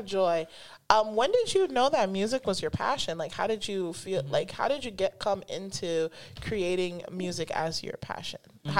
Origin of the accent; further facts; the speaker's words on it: Ghana; also born or lived in Italy; I was born in Italy, guys, and I'm Ghanaian.